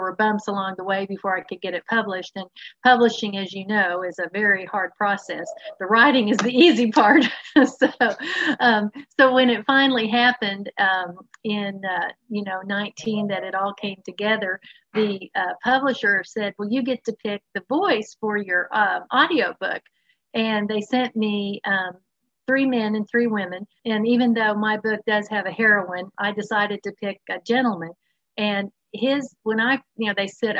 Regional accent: Dallas, Texas, United States; also born or lived in East Coast; now in Houston, United States; I am a native Texan. I happen to live in Houston, Texas now. I grew up in the Dallas area

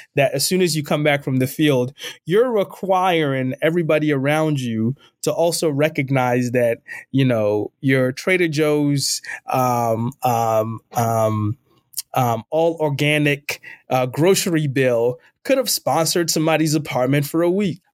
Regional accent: Ghana; also born or lived in Northeast United States / Midwest United States; now in United States; I was born and raised in Ghana, West Africa. I'm an immigrant in this country, uh, and I've lived most of my time in the U S in the Northeast and in the Midwest

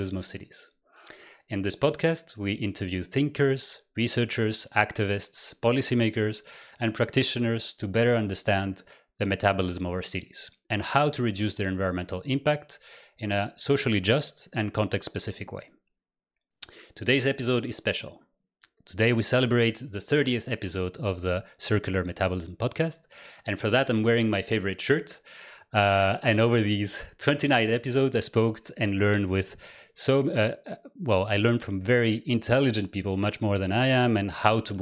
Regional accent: Greece; I grew up in Greece

